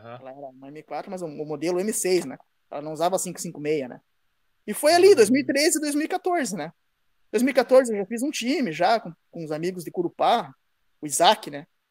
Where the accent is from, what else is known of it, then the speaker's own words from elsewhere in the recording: Guarapuava, Paraná, Brazil; moved away; also born or lived in Curitiba / Campo Mourão / Pinhão; eu sou de Guarapuava, cara. Eu nasci em Guarapuava, no Paraná